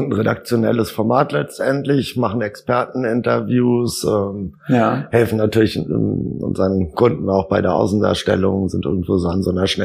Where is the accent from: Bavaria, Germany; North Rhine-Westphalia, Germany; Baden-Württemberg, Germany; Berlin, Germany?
Berlin, Germany; also born or lived in England / Netherlands; Ich bin gebürtiger Berliner, unten im Süden aufgewachsen